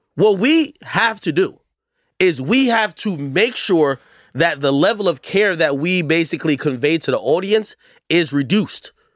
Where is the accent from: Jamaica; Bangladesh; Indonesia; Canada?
Jamaica; moved away; I'm from Jamaica.